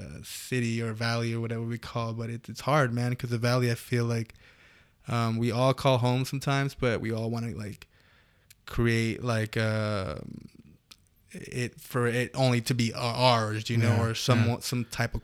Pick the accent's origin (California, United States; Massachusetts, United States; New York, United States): California, United States; Canoga Park; I know that I grew up in Canoga Park, and a lot of the cultures there is Latino